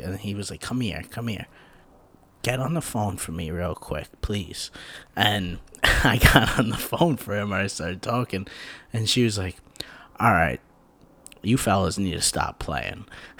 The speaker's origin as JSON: {"language": "English", "region": "New York", "country": "United States", "said": "I'm from New York."}